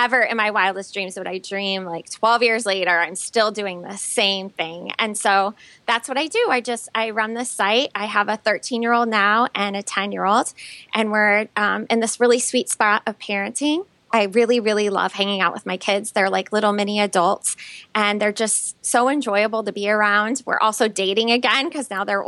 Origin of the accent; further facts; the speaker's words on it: Elkhart, Indiana, United States; I grew up in Elkhart, Indiana, which is just this little town